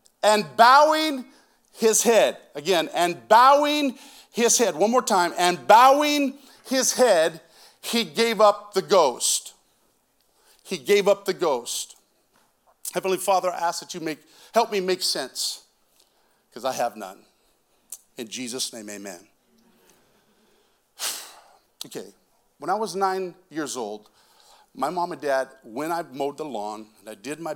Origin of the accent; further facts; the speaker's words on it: Moses Lake, Washington, United States; I grew up in Moses Lake, Washington